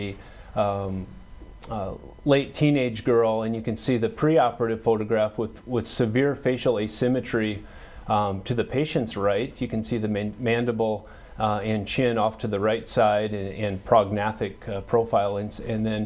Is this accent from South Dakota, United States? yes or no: yes; Arlington, South Dakota, United States; also born or lived in Lincoln, Nebraska / Omaha, Nebraska; I grew up in Arlington, just 20 miles west of here